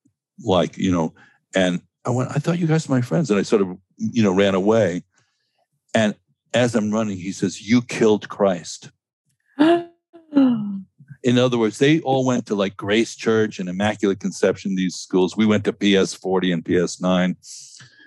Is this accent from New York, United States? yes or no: yes; New York City, New York, United States; I grew up in Stuyvesant Town in New York